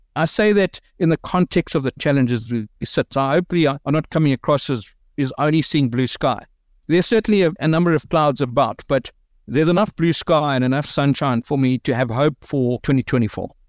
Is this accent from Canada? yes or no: no; South Africa; we deal with a lot as the South African businessman